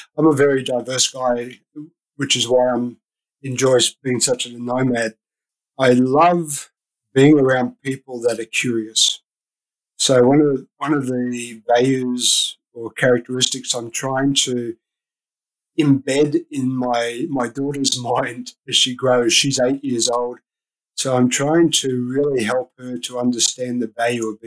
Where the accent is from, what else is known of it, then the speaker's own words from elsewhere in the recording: Australia; moved away as an adult; So I'm Australian. I don't know if you can pick up my accent, but I'm Australian.